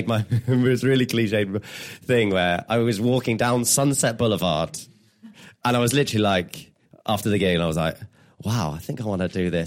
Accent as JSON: {"language": "English", "region": "England", "country": "United Kingdom", "said": "I'm English."}